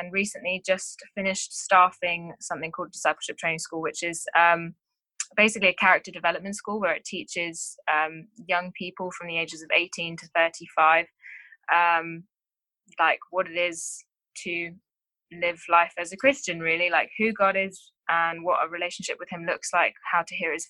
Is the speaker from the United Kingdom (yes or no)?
yes; England, United Kingdom; moved away as an adult; now in Townsville, Australia; I am from England.